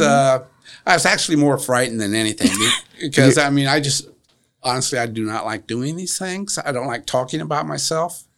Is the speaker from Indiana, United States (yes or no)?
yes; Marion, Indiana, United States; Well, I'm a native Marion. I was raised in Marion, and I actually was raised in the downtown area.